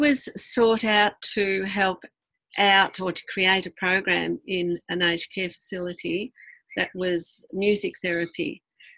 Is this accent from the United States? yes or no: no; Ireland; being an Irish family, there's lots of singing, and especially in the kitchen